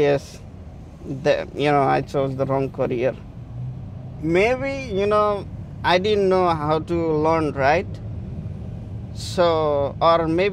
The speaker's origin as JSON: {"language": "English", "country": "Nepal", "tie": "born or raised there", "moved": "yes", "lives_now": "United States", "said": "I am from Nepal"}